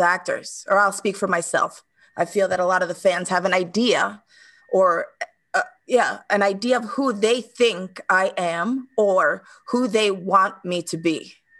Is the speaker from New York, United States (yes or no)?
yes; New York City, New York, United States; moved away as an adult; also born or lived in Dominican Republic (ancestry); now in Stockholm, Sweden; growing up in New York, I mean, first of all, I'm a, ch- a child of immigrants